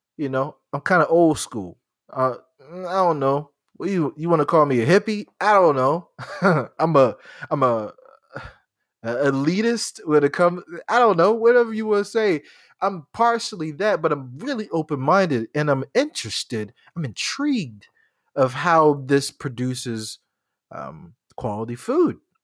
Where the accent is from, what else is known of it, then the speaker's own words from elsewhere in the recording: Charleston, South Carolina, United States; I grew up in Charleston. I know this. I know this people. I, I, I grew up here